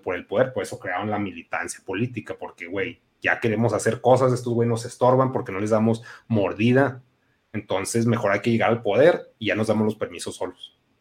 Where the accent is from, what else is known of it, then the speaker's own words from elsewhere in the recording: Mexico; somos mexicanos, todos somos prietos